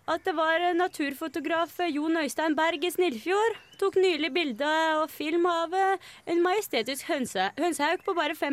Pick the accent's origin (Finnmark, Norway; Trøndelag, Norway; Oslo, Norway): Oslo, Norway; Jeg er fra Oppsal, vet du.